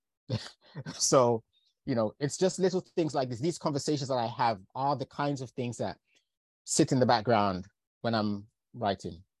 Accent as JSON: {"language": "English", "region": "London", "country": "United Kingdom", "tie": "born or raised there", "also_born_or_lived": "Lincolnshire / Manchester", "said": "I've grown up largely in London. I still feel very connected to the north of England. I was born in Lincolnshire, went to, went to university in Manchester."}